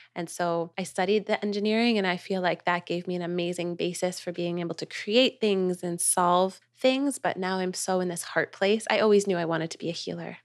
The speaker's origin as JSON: {"language": "English", "region": "New York", "country": "United States", "also_born_or_lived": "Los Angeles", "moved": "as an adult", "lives_now": "Nosara, Costa Rica", "said": "I'm from New York, too."}